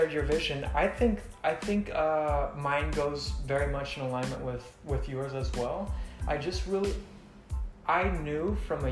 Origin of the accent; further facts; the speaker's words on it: Mexico; moved away as an adult; also born or lived in Texas; now in Los Angeles, United States; I'm from Mexico. I grew up there my whole life. And I came here 4 years ago, straight